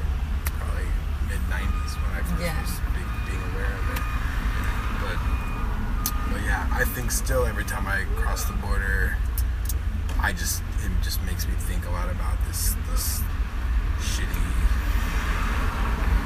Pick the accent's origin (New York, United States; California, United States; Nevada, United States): California, United States; also born or lived in Europe; growing up in California